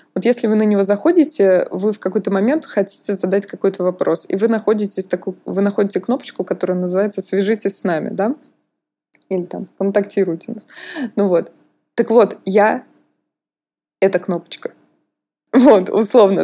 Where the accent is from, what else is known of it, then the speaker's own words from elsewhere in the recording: Russia; now in France; как у русского человека